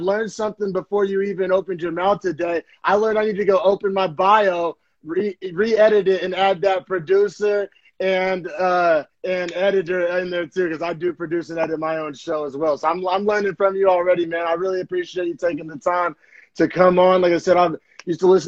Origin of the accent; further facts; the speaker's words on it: Norman, Oklahoma, United States; moved away as an adult; now in San Jose, United States; I'm originally from Norman, Oklahoma, but currently been out here in the Bay Area for the past 5 years.